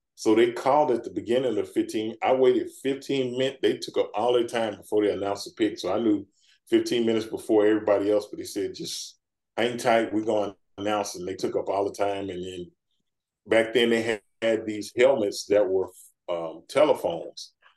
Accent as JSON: {"language": "English", "town": "Dallas", "region": "Texas", "country": "United States", "tie": "born or raised there", "said": "as a kid, um, growing up in Dallas"}